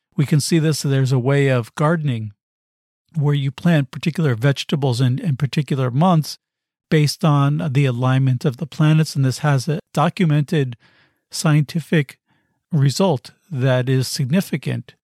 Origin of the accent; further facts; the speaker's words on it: United States; I come from the United States